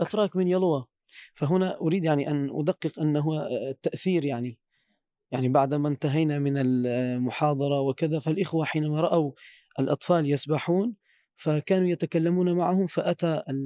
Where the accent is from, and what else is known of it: Turkey